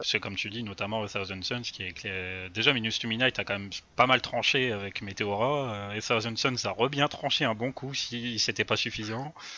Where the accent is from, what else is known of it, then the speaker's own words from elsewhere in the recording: France; nous en tant que Français